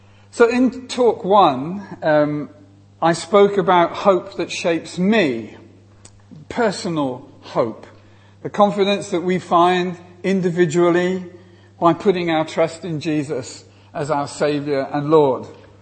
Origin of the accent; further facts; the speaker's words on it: England, United Kingdom; I come all the way from England to speak to you